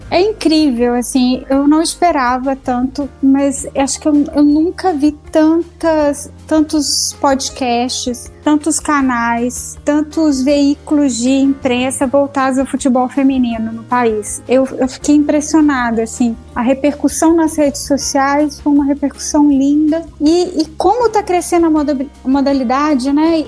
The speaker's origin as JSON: {"language": "Portuguese", "town": "Belo Horizonte", "region": "Minas Gerais", "country": "Brazil", "tie": "born or raised there", "said": "Belo Horizonte porque é minha cidade natal"}